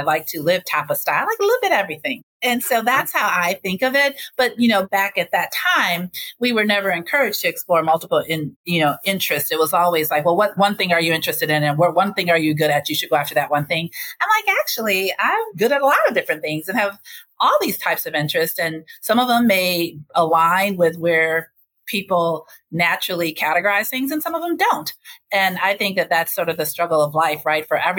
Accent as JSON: {"language": "English", "town": "Racine", "region": "Wisconsin", "country": "United States", "tie": "born or raised there", "also_born_or_lived": "Chicago, Illinois", "said": "growing up in Racine, Wisconsin, I went to high school at Washington Park High School"}